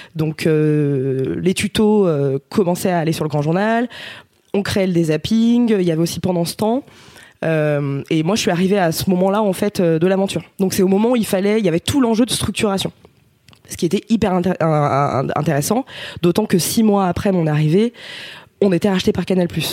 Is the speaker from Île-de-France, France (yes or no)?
no; Ardèche, Auvergne-Rhône-Alpes, France; j'étais au lycée en fait parce qu'on vient d'Ardèche tous les deux.